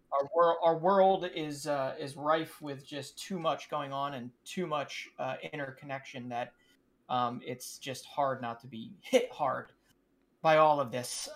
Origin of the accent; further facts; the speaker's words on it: United States; being an American